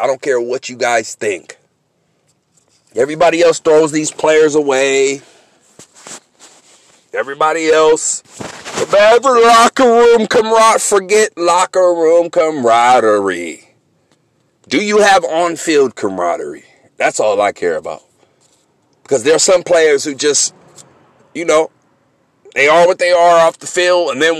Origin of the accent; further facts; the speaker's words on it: San Francisco, California, United States; I'm from San Francisco.